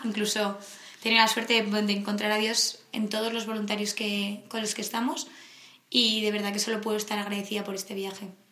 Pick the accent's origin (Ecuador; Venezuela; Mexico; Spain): Spain; Madrid, Community of Madrid; de Madrid